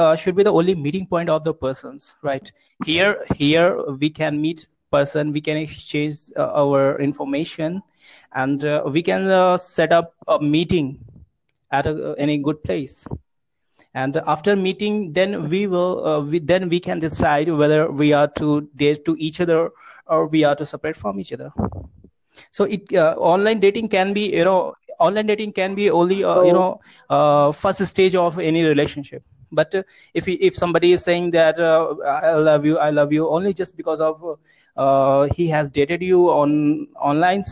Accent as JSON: {"language": "English", "region": "Uttar Pradesh", "country": "India", "said": "I'm from UP district, UP state, Uttar Pradesh"}